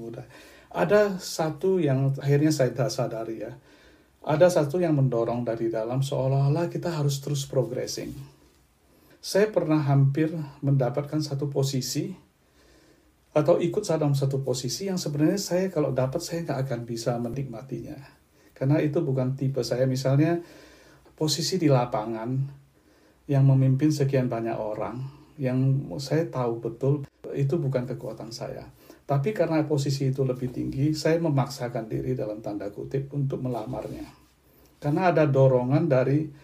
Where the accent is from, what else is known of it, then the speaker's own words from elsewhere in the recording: Belinyu, Bangka Belitung Islands, Indonesia; moved away as an adult; also born or lived in Palembang; now in Perth, Australia; Saya menjalani masa remaja saya di satu pulau yang relatif kecil, di Pulau Bangka